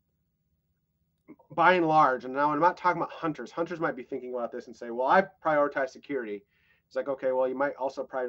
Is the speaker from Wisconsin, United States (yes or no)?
no; North Dakota, United States; I was growing up in North Dakota